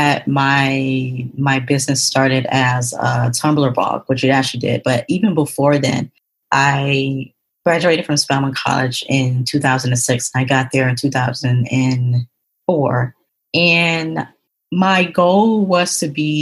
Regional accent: Atlanta, Georgia, United States; moved away as an adult; also born or lived in New York; That was my first time actually leaving the state of Georgia, because that's where I'm originally from. I'm from Atlanta

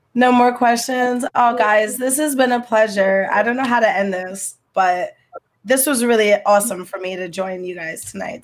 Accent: Trenton, New Jersey, United States; moved away as an adult; now in Hackensack, United States; I'm from Trenton, New Jersey

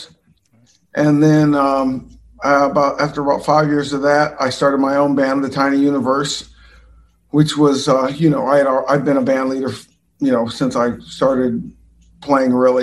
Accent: Orange County, Southern California, United States; I'm from Southern California, Orange County.

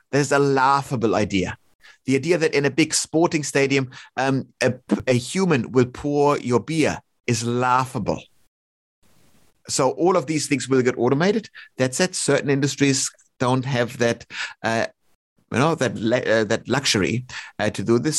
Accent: Melbourne, Victoria, Australia; Melbourne again, my my hometown

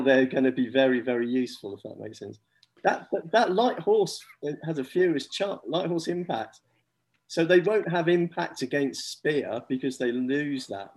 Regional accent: England, United Kingdom; as English players

